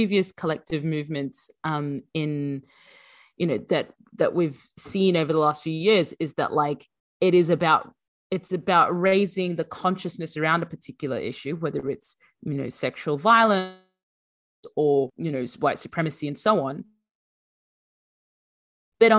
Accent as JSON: {"language": "English", "town": "Brisbane", "region": "Queensland", "country": "Australia", "tie": "born or raised there", "also_born_or_lived": "Sudan", "moved": "as an adult", "lives_now": "United Kingdom", "said": "I grew up in Brisbane, and we were one of the very few Sudanese"}